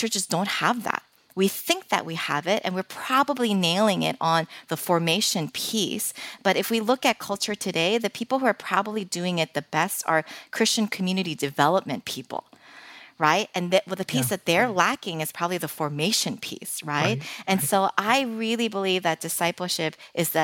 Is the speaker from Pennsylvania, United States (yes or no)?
yes; Philadelphia, Pennsylvania, United States; moved away; I'm originally from Philadelphia, but, you know, we've been living here for almost 15 years